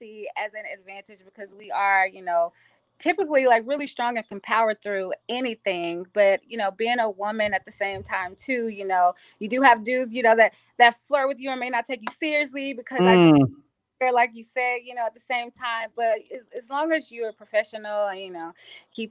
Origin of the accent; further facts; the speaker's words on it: Dallas, Texas, United States; also born or lived in Washington, District of Columbia, United States; now in California, United States; I'm originally from Dallas